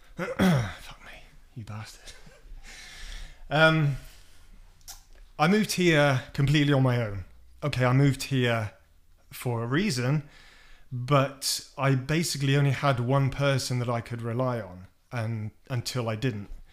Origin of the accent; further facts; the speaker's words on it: United Kingdom; moved away as an adult; now in United States; I'm British